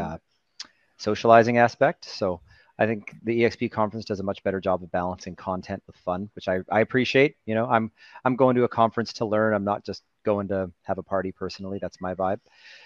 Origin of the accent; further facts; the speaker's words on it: Edmonton, Alberta, Canada; moved away as an adult; now in Vancouver, Canada; I'm from Canada. I was born in Edmonton, Alberta, which is just north of Montana.